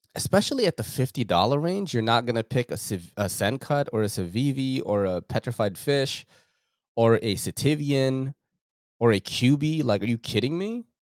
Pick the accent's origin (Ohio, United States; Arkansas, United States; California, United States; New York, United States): New York, United States; moved away; growing up in New York, um, from the nineties up until two thousands, as, like, a young man and a kid